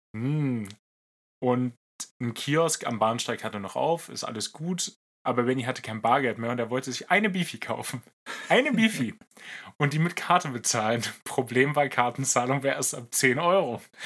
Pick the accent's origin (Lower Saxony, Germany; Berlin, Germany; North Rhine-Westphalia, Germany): Lower Saxony, Germany; mein Heimatbundesland Niedersachsen